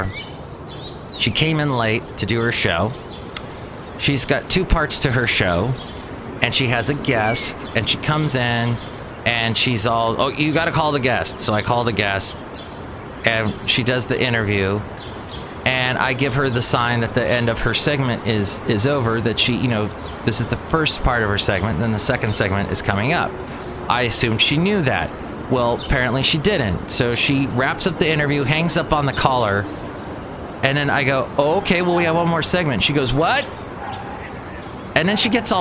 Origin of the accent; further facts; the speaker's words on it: California, United States; also born or lived in the South (US); I lived in the South for 2 years, but I was born and raised in California where we usually speak quickly.